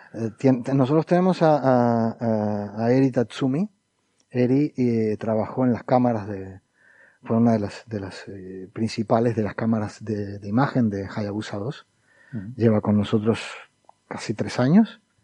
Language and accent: Spanish; Argentina; hemos estado contaminados por la televisión porteña durante mucho tiempo y hemos adoptado formas y, acentos